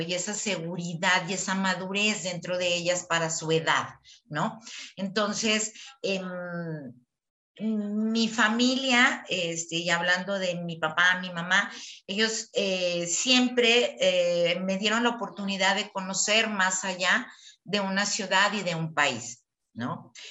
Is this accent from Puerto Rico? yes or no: no; Chihuahua, Mexico; moved away as an adult; now in Guadalajara, Mexico; estamos en Guadalajara, ¿no? Eh, nosotros eh, somos de Chihuahua